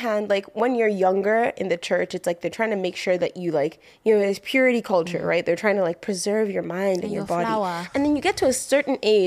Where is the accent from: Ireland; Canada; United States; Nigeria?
Nigeria; Lagos; I grew up in Lagos and then I went to boarding school for high school